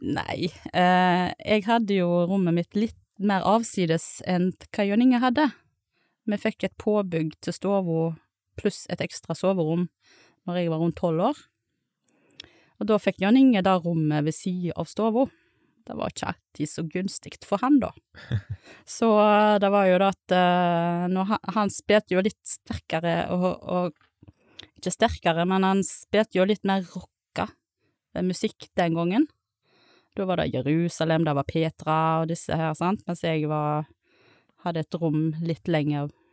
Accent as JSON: {"language": "Norwegian", "town": "Sagvåg", "region": "Vestland", "country": "Norway", "tie": "born or raised there", "said": "Presiserer at jeg kommer fra Sagvåg, ikke fra Stord."}